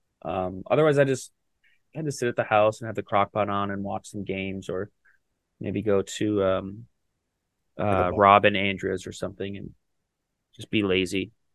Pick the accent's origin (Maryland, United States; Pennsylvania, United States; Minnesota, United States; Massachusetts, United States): Minnesota, United States; now in Indianapolis, United States; I'm from Minnesota. I like the Vikings